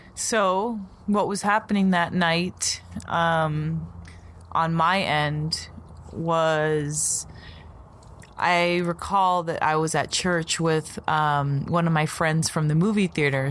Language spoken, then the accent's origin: English; Las Vegas, Nevada, United States; So we're from Vegas, and I had moved to Green Valley, and we're on the east side right now.